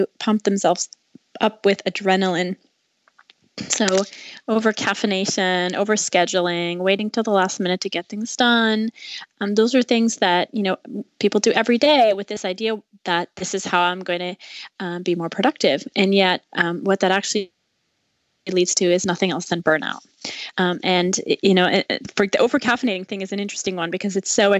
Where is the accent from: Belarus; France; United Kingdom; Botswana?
France; moved away as an adult; also born or lived in China; now in United States; I grew up in France, and then I moved to the U.S. for college